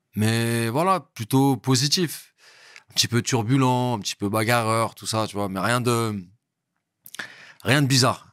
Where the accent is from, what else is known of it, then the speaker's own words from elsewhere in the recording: Montreuil, Île-de-France, France; also born or lived in Bondy / Val-d'Oise; Je suis né à Montreuil, à l'intercommunal. Voilà. Et euh, j'ai grandi à Montreuil